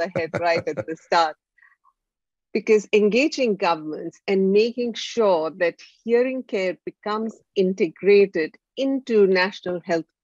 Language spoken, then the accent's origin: English; India; My background is from India. I'm from India